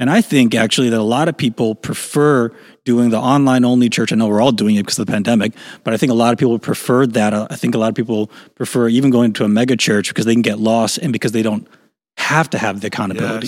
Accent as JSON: {"language": "English", "town": "Chicago", "region": "Illinois", "country": "United States", "tie": "born or raised there", "said": "I grew up in Chicago"}